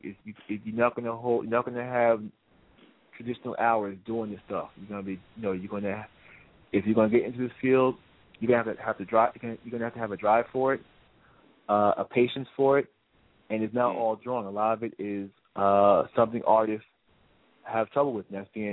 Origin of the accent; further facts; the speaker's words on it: New Jersey, United States; moved away as an adult; now in Brooklyn, United States; I grew up in New Jersey